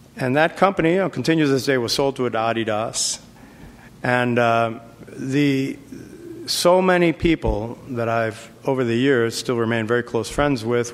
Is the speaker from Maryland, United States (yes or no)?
no; New York City, New York, United States; moved away; also born or lived in California; I grew up in the South Bronx, very tough environment.